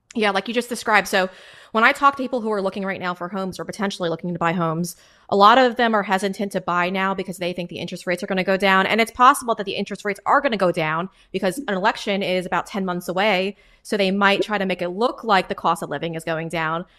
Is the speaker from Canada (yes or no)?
no; New York, United States; I'm I'm a New Yorker.